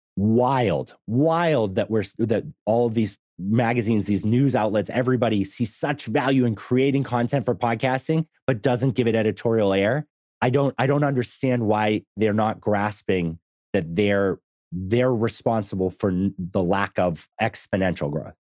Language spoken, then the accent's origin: English; Massachusetts, United States; now in Texas, United States; I grew up in Massachusetts. I live in Texas now.